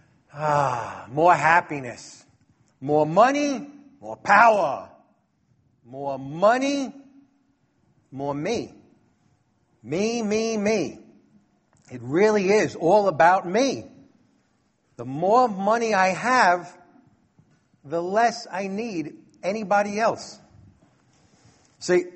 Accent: New York City, New York, United States; a troublemaker from Brooklyn like me

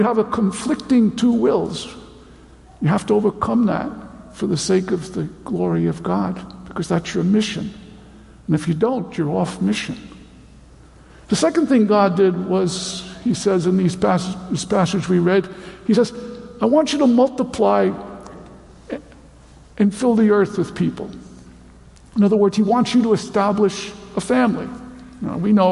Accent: United States; I'm an American

